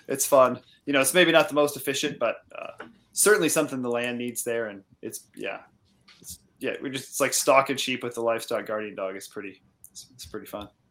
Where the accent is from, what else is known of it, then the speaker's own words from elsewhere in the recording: central Iowa, United States; moved away as an adult; now in Ontario, Canada; I've uh, spent most of my life in Iowa, in central Iowa, and that's where I got started